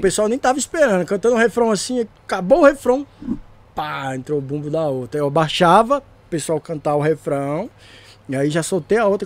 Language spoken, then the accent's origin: Portuguese; Cerradão, Federal District, Brazil; a minha quebrada, o Cerradão lá, o DF